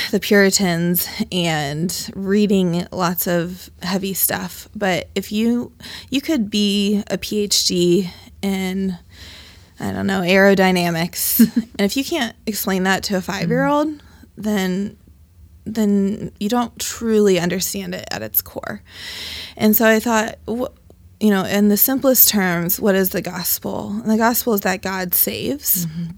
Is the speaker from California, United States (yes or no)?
no; Dayton, Ohio, United States; I was brought to Dayton through my mother. I've been born and raised in Dayton, and I have not gone far. I went to the University of Dayton and Wright State University, and I currently live on the west side of Dayton in Dayton View Triangle.